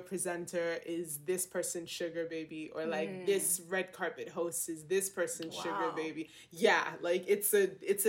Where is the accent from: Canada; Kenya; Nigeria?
Nigeria; Lagos; moved away; I'm from Lasgidi, Lagos, Nigeria